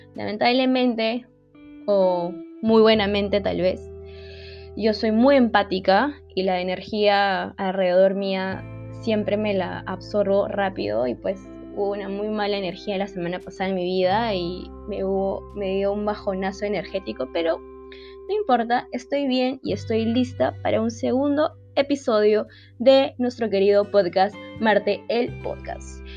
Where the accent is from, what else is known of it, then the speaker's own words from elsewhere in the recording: Lima, Peru; soy de Lima, Perú.